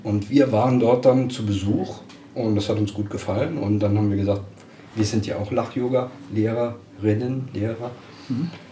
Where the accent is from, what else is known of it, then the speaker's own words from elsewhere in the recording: Dickenschied, Rhineland-Palatinate, Germany; ich bin aus dem Hunsrück, aus Dickenschied.